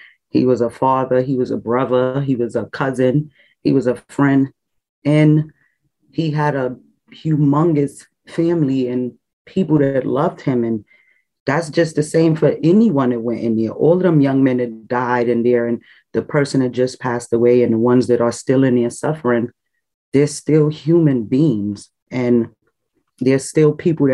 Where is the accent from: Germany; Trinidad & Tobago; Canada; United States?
Trinidad & Tobago; I'm Hispanic and I was born in Trinidad. My dad is Trinidadian and my mom is Spanish